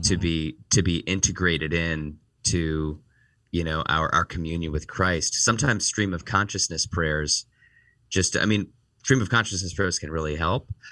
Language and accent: English; Northeast Ohio, United States; moved away as an adult; also born or lived in Washington, D.C., United States; now in Chicago, United States; I was born and raised in Northeast Ohio